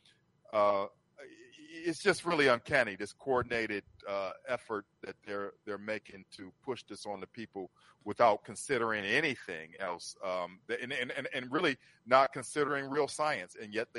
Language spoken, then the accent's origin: English; Ohio, United States; born there; I was born in Ohio.